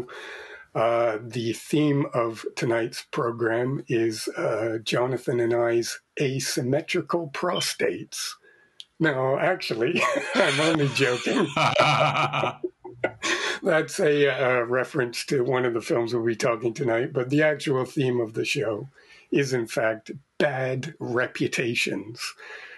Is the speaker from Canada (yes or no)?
yes; Canada; moved away; being Canadian myself originally